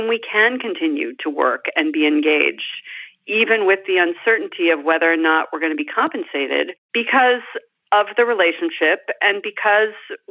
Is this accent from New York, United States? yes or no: yes; New York, United States; I'm a lifelong New Yorker. I was born in New York